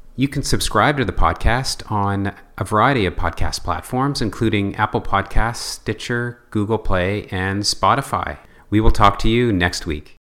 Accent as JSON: {"language": "English", "region": "New Brunswick", "country": "Canada", "said": "as a maritimer or a New Brunswicker"}